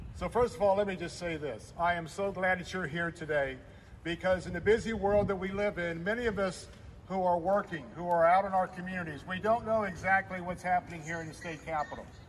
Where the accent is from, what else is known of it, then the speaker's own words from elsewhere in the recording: Tampa, Florida, United States; that's the Florida I grew up in. I grew up in a place not far from Raymond James Stadium where Dale Mabry was a two lane road